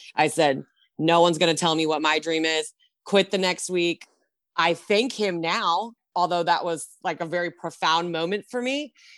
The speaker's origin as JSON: {"language": "English", "town": "Long Beach", "region": "California", "country": "United States", "tie": "born or raised there", "said": "I am a SoCal native. I'm from Long Beach"}